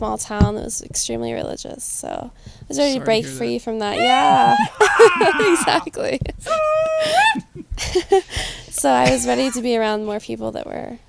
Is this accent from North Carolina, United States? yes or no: yes; North Carolina, United States; moved away; I'm from North Carolina originally.